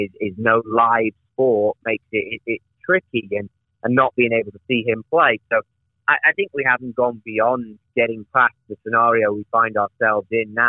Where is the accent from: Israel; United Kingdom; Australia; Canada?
United Kingdom; England; now in California, United States; me being an Englishman